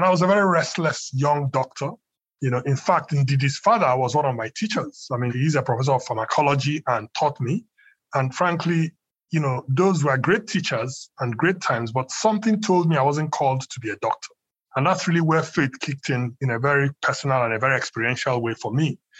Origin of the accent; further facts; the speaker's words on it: Nigeria; they basically lived in Nigeria, or we lived where we're Nigerians. I grew up in Nigeria